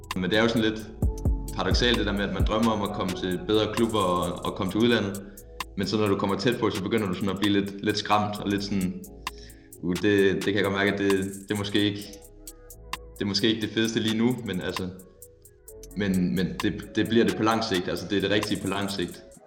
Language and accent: Danish; Silkeborg, Central Denmark Region, Denmark; moved away; jeg kommer fra Silkeborg, hvor, hvor jeg har været i, jeg ved ikke, jeg ved ikke, hvor lang tid, men i hvert fald ti år